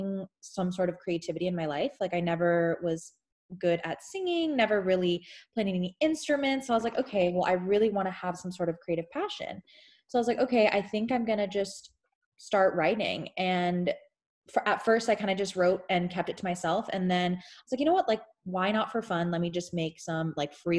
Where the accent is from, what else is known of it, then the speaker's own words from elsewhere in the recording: Houston, Texas, United States; I'm from Houston, Texas. Originally born and raised from there